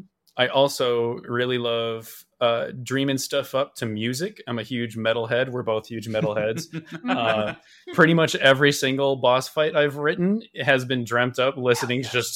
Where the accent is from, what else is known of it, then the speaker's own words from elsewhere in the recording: Chicago, Illinois, United States; I grew up in the Chicago area my whole life.